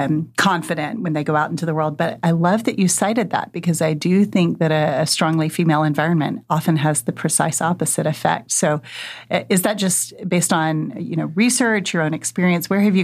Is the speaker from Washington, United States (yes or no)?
yes; Wenatchee, Washington, United States; I grew up in Wenatchee, Washington, as it happens.